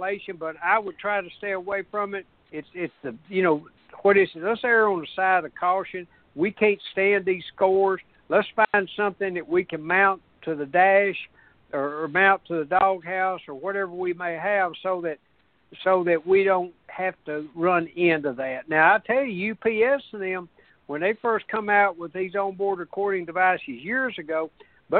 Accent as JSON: {"language": "English", "region": "Tennessee", "country": "United States", "said": "us in Tennessee"}